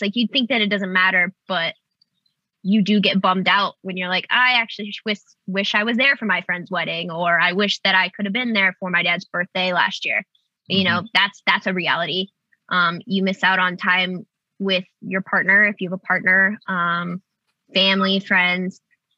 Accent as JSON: {"language": "English", "region": "Nebraska", "country": "United States", "tie": "born or raised there", "moved": "as an adult", "lives_now": "Los Angeles, United States", "said": "I grew up in Nebraska. I've only lived in LA for 6 years."}